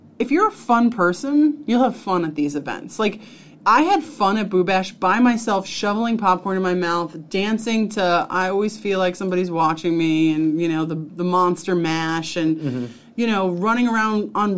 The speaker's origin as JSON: {"language": "English", "region": "New York", "country": "United States", "said": "I'm from New York"}